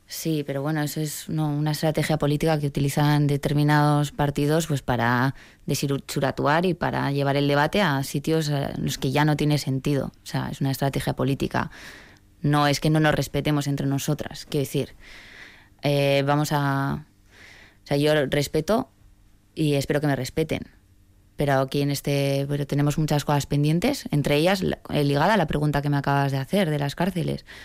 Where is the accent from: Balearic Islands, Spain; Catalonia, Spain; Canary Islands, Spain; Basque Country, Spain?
Basque Country, Spain; yo me siento vasca, yo sí me definiría así.